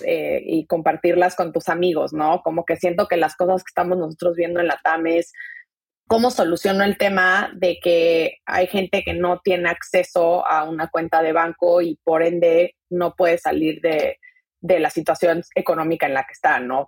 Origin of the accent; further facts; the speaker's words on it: Mexico City, Mexico; moved away as an adult; also born or lived in Silicon Valley, United States; yo nací crecí en la Ciudad de México, me vine a Estados Unidos hace 10 años a hacer la carrera